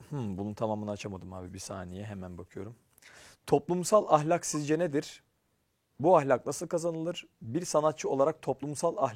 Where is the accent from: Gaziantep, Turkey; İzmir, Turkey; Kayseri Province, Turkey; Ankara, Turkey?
Ankara, Turkey; also born or lived in Tokat; Ben Ankara'da doğdum büyüdüm ama hani köken sorularsa Tokat.